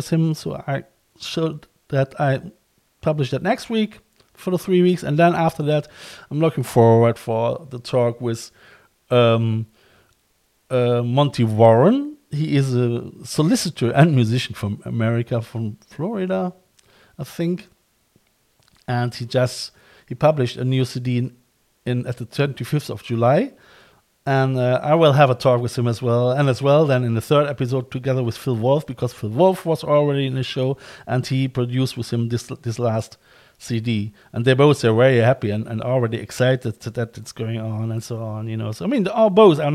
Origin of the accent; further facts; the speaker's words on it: Cologne, North Rhine-Westphalia, Germany; moved away as an adult; now in Ireland; I'm from Cologne as well.